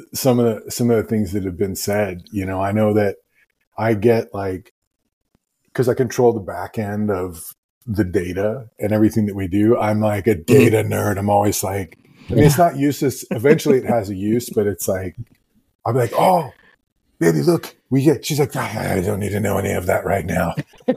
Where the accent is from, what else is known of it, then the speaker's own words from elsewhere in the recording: the South, United States; growing up in the South